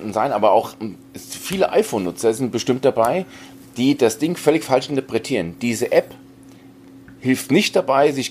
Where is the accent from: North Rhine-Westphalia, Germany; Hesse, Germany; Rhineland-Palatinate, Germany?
Hesse, Germany; now in Bavaria, Germany; Ich bin Hesse und bin emigriert nach Bayern, ja.